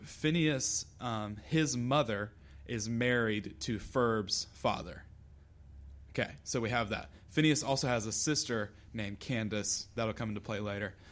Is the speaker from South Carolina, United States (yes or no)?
yes; Lexington, South Carolina, United States; I'm from Lexington